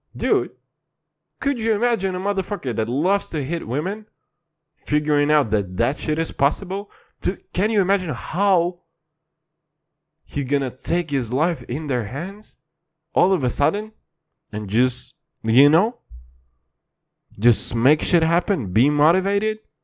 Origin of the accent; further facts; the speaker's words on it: Kazakhstan; I'm from Kazakhstan